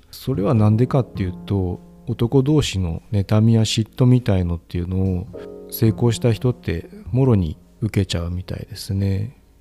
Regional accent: Fukuoka, Japan; 僕は生まれも育ちも福岡

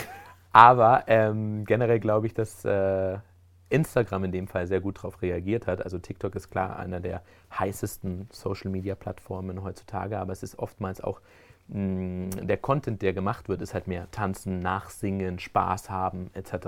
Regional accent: Spain; also born or lived in Germany; now in Switzerland; gebürtig aus Deutschland und ähm, bin dann aber in Spanien aufgewachsen

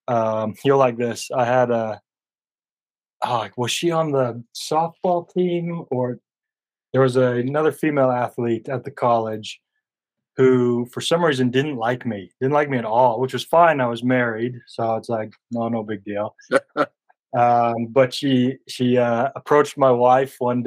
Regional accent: Huntsville, Utah, United States; accent: country drawl; now in Port Angeles, United States; my hometown in Huntsville

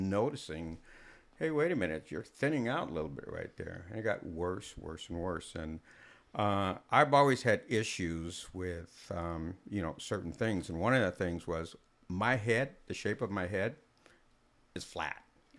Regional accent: Germany; born there; I'm a military brat. I was born in Germany. Mom's German. Dad's black.

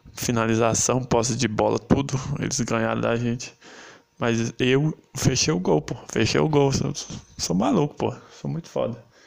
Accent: Brazil; eu sou brasileiro e eu gosto disso

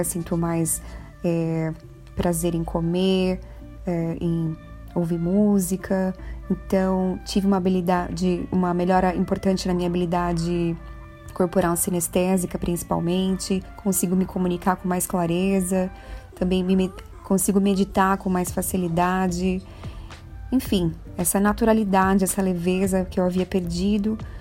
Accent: Brazil; nós temos como brasileiros

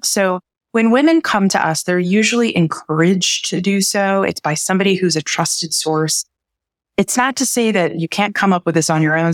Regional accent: Midwest, United States; I was born and raised in the Midwest

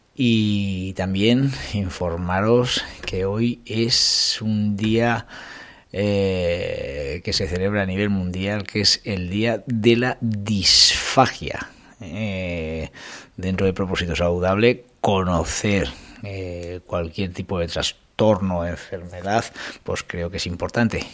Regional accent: Calahorra, La Rioja, Spain; de Calahorra, que, que es la de mi pueblo

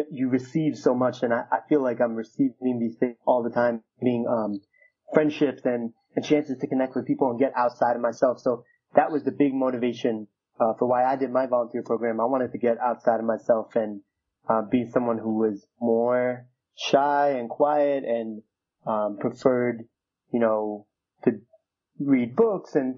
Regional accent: New York City, New York, United States; I was born in 1986 in Queens, New York.

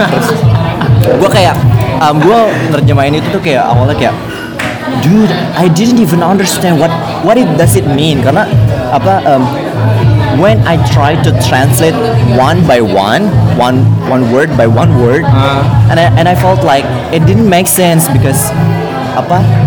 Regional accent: Bekasi, West Java, Indonesia; gue tinggal sih asli uh, dari kecil di Bekasi.

